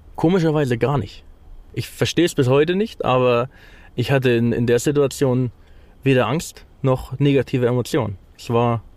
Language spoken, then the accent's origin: German; Germany; moved away as an adult; now in Ukraine; ich als Deutscher